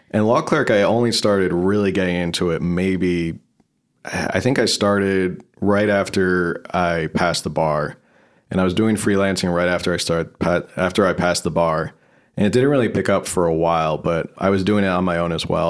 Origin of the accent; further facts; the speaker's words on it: New Jersey, United States; moved away as an adult; now in San Diego, United States; New Jersey, originally